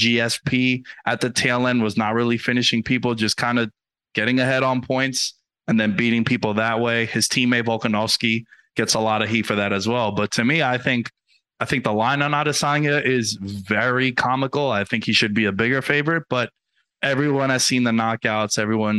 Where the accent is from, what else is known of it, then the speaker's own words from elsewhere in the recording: New York, United States; moved away; New York, my hometown.